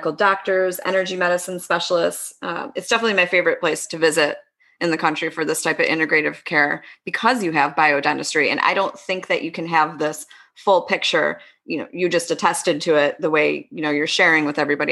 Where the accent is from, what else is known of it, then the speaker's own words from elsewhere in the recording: East Coast, United States; moved away as an adult; now in West Coast, United States; I grew up on the East Coast, lived, you know, first half of my life out there, second half of my life out on the West Coast